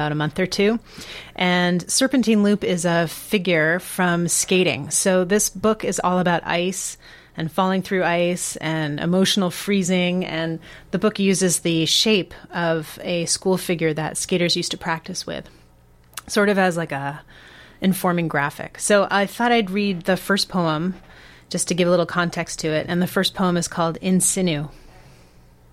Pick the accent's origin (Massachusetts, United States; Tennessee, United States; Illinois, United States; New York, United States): Massachusetts, United States; Boston; growing up in Boston